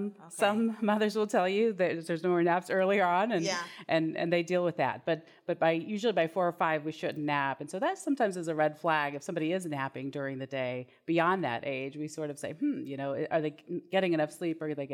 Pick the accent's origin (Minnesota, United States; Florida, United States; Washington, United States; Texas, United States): Texas, United States; Houston